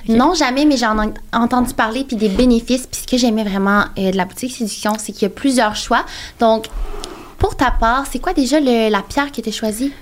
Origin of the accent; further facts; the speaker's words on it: Trois-Rivières, Quebec, Canada; moved away; je viens de Trois-Rivières. Puis toutes mes amies de Trois-Rivières, ils ont des enfants